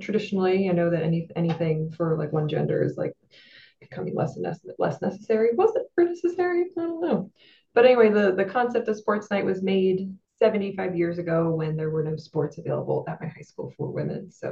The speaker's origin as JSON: {"language": "English", "region": "New Jersey", "country": "United States", "lives_now": "Pennsylvania, United States", "said": "I am an LPC from Pennsylvania. That's licensed professional counselor. I'm a transplant from South Jersey."}